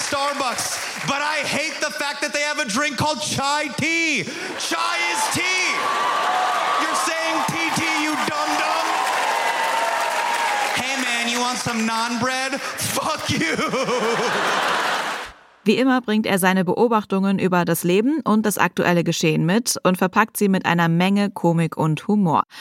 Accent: Pellworm, Schleswig-Holstein, Germany; Ich bin auf Pellworm geboren und aufgewachsen, würde später auch gerne wieder hinziehen.

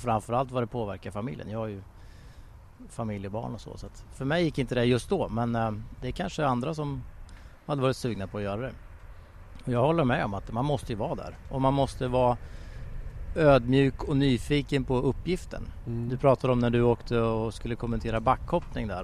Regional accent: Sweden; jag kommer från Sverige

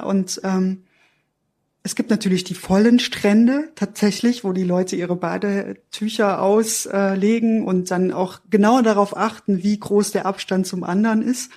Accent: Erfurt, Thuringia, Germany; ich bin in der DDR aufgewachsen

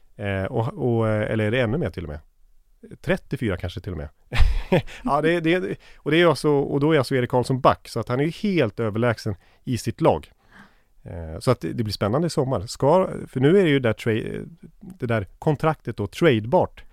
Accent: Sweden

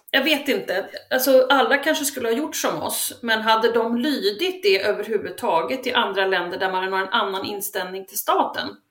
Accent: Sweden; vi är ju svenskar

